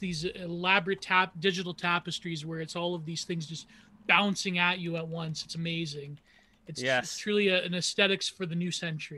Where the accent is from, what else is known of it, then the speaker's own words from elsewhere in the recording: Canada; I'm a Canadian